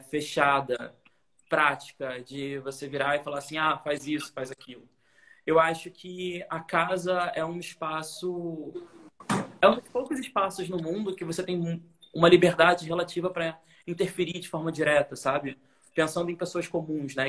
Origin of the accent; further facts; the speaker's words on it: Niterói, Rio de Janeiro, Brazil; moved away as an adult; now in Rio de Janeiro, Brazil; eu sou de Niterói, né? Que nem você, Niterói. Uhum. É, e eu vim morar no Rio quando eu tinha 20 anos